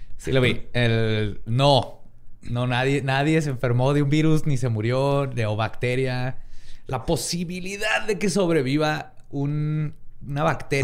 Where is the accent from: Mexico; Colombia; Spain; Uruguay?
Mexico; como mexicanos